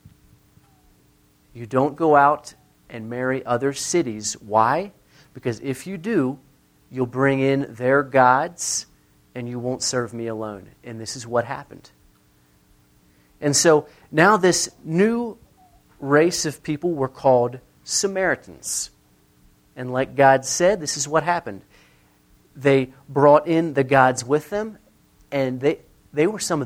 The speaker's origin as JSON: {"language": "English", "area": "near the Mason-Dixon line", "region": "Mason-Dixon line area", "country": "United States", "tie": "born or raised there", "said": "I grew up near the Mason-Dixon line"}